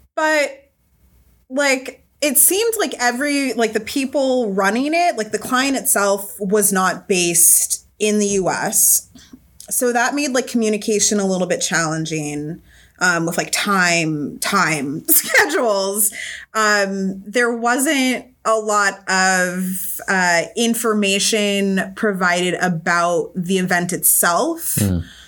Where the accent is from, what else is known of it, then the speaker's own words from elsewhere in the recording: Southern California, United States; now in Boston, United States; I'm originally from Southern California